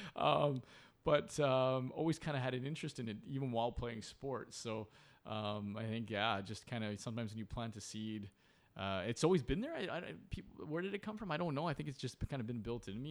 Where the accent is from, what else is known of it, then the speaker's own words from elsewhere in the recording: Port Coquitlam, British Columbia, Canada; also born or lived in Vancouver; growing up, I was born in Vancouver, um, uh, at Saint Paul's Hospital, but very quickly, uh, moved to Port Coquitlam